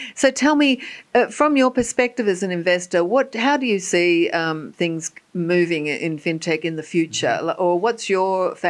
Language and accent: English; Australia; moved away; also born or lived in Ireland / London; I'm originally Australian, but I came from Ireland, had a business in Ireland and London.